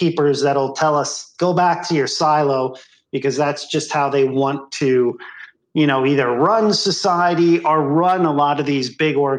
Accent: Bethlehem, Pennsylvania, United States; moved away; I'm from Bethlehem, Pennsylvania

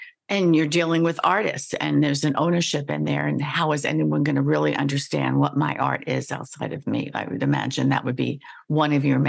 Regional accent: New York, United States; also born or lived in Washington, D.C.; I was told that I don't sound like I'm from New York unless I get angry. And then it's like, okay, now I lived in DC for a while

